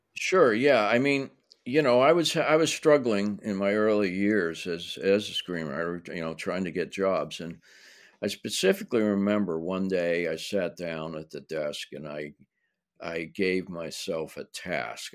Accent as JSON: {"language": "English", "town": "Pittsburgh", "region": "Pennsylvania", "country": "United States", "tie": "born or raised there", "moved": "yes", "lives_now": "Los Angeles, United States", "said": "I grew up in Pittsburgh"}